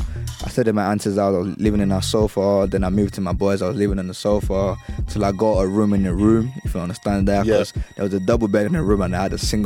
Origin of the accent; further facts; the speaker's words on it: Ibadan, Oyo, Nigeria; moved away as an adult; also born or lived in Lagos / Sagamu, Ogun State; now in London, United Kingdom; I grew up in Ibadan, but I'm not from Ibadan.